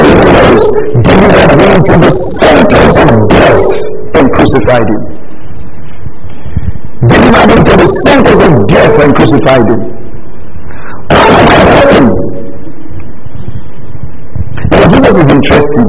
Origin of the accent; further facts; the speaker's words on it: southern Nigeria, Nigeria; I grew up in the South, Southern Nigeria, most of us here grew up in the South